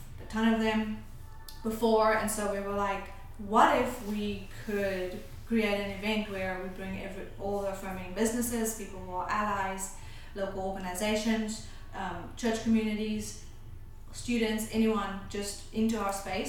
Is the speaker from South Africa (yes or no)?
yes; South Africa; now in Hendersonville, United States; I grew up in South Africa